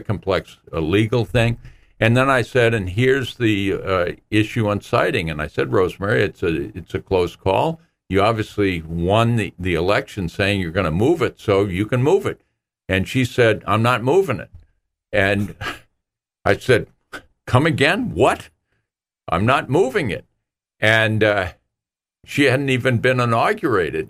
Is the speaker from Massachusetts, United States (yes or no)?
yes; New Bedford, Massachusetts, United States; my hometown of New Bedford